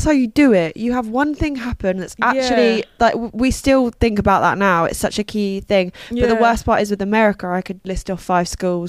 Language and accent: English; Isle of Wight, South East England, United Kingdom; growing up on the Isle of Wight